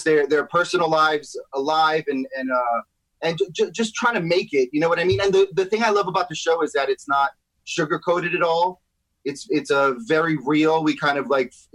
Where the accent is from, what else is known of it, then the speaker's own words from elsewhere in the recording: New York City, New York, United States; now in Los Angeles, United States; I'm from New York City, Washington Heights.